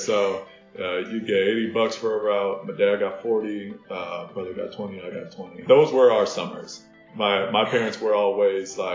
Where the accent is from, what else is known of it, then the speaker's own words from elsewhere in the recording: Minnesota, United States; Growing up in Minnesota